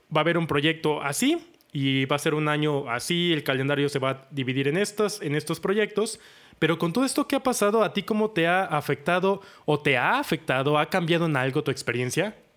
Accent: Orizaba, Veracruz, Mexico; Yo nací en Orizaba, que es otro pueblo mágico

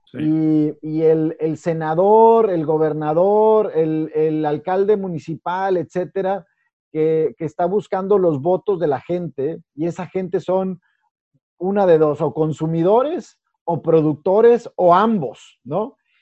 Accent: Piedras Negras, Coahuila, Mexico; soy de Piedras Negras, Coahuila, soy fronterizo. Este, nací ahí

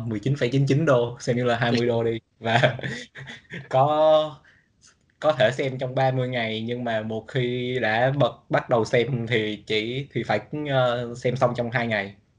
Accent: Lâm Đồng, Vietnam; moved away as an adult; now in United States; quê mình ở Lâm Đồng

